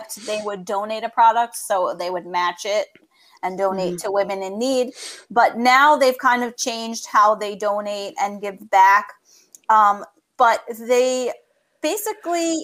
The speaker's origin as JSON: {"language": "English", "region": "New York", "country": "United States", "accent": "New York", "said": "my New York accent."}